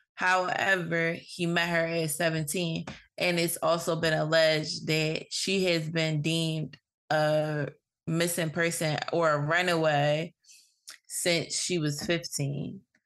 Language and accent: English; Philadelphia, Pennsylvania, United States; growing up in Philly